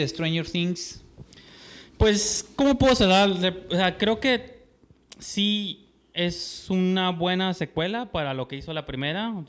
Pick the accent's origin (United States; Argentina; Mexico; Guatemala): Mexico; como mexicano nunca tuve un prom